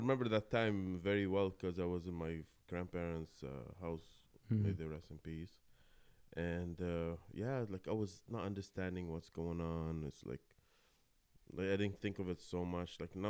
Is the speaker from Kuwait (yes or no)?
yes; Kuwait; moved away; So my story is I was born and raised in Kuwait, you know, my father and my sister, right? We stayed there most of our, not most of my life